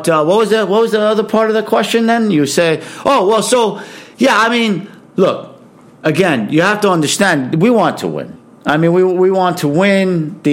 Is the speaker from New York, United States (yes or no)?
yes; Queens, New York, United States; I grew up in Queens. I'm from Queens.